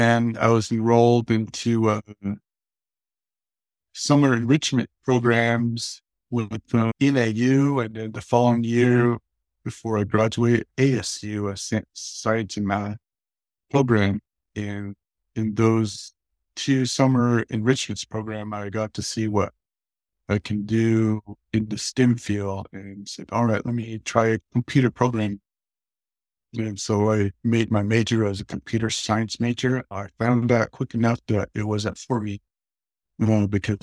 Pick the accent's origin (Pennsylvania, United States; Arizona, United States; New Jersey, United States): Arizona, United States; Kayenta; I'm originally from Kienta, Arizona, near the Four Corners area. I grew up on the Navajo reservation